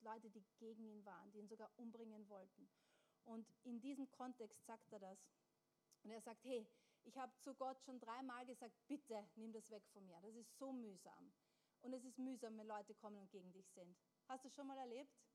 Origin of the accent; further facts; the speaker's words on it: Austria; wir sind in Österreich geboren und aufgewachsen